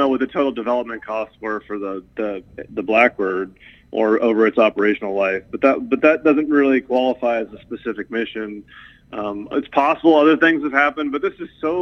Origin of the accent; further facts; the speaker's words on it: Maryland, United States; also born or lived in West Virginia; now in New York, United States; I'm originally from, born in Maryland, raised between Maryland and West Virginia, but I've been living in New York for over 20 years now